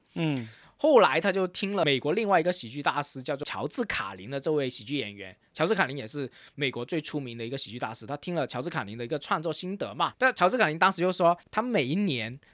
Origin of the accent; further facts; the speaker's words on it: Guangdong, China; Robin 跟我都是一个广东人嘛